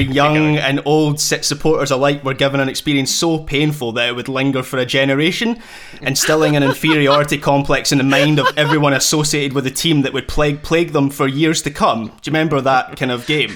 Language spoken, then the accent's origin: English; Scotland, United Kingdom; as a Scot